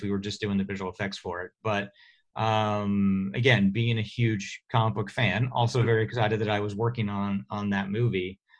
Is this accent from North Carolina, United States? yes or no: no; Oklahoma, United States; moved away as an adult; now in California, United States; I'm uh, from Oklahoma, uh, so grew up there